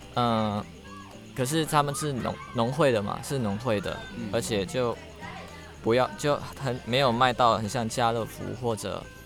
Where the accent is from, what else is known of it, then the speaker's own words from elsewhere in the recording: Indonesia; accent: a bit of a Singaporean or Malaysian accent; moved away as an adult; also born or lived in near Batam Island, Indonesia; now in Taiwan; 我来自印尼